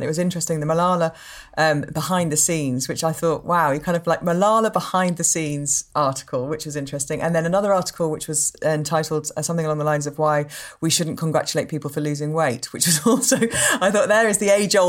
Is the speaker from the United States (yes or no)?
no; Leeds, Yorkshire and the Humber, United Kingdom; I'm from Leeds